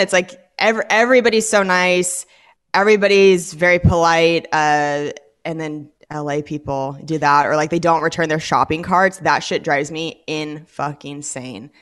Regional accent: Washington, United States; born or raised there; moved away as an adult; also born or lived in Los Angeles

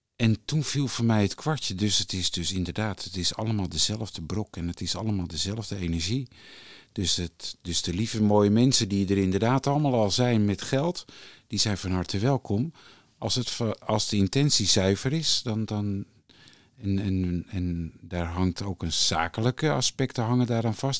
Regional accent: Haarlem, North Holland, Netherlands; Ik ben geboren in Haarlem in 1965. En eh, daar woonden we, ehm, mijn vader en moeder hadden een slagerij.

